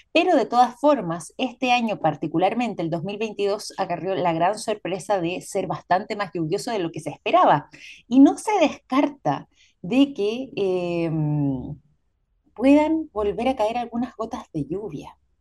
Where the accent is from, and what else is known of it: Chile